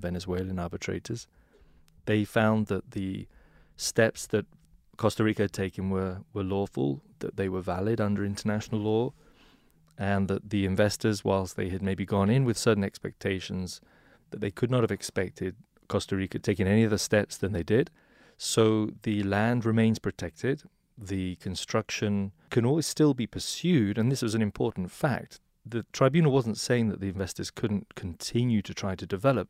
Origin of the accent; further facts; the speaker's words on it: England, United Kingdom; now in New York, United States; originally from England